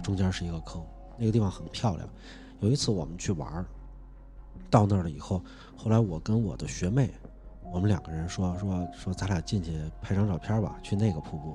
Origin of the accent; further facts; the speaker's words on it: Hunan, China; 在我们湖南那边的话，蛇这种东西的话，其实在那边的话，就是因为潮湿，蛇是很多的